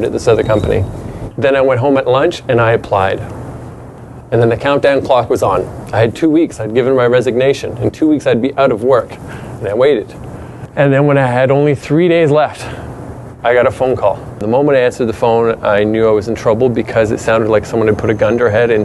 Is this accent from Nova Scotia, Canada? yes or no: yes; Truro, Nova Scotia, Canada; moved away; I was born in that town